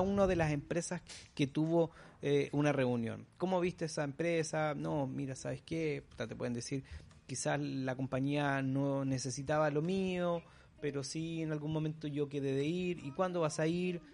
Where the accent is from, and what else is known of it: Chile; also born or lived in Concepción, Chile